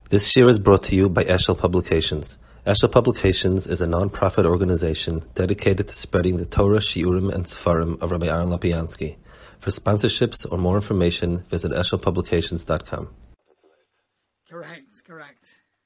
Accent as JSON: {"language": "English", "country": "United States", "tie": "born or raised there", "said": "I grew up in American society"}